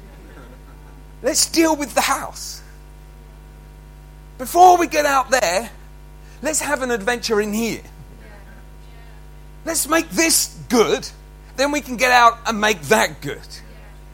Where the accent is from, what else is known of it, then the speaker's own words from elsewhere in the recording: Haywards Heath, South East England, United Kingdom; I was born in Haywards Heath, and I'd come back to work there with my uncles